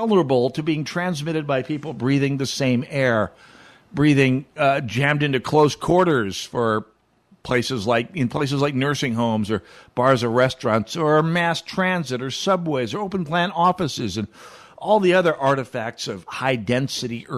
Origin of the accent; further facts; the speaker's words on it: Jamestown, North Dakota, United States; moved away; in my hometown, Jamestown